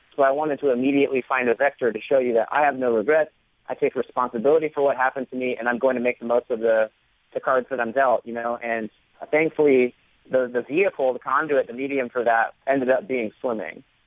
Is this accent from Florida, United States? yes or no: yes; Florida, United States; I grew up in Florida, surrounded by water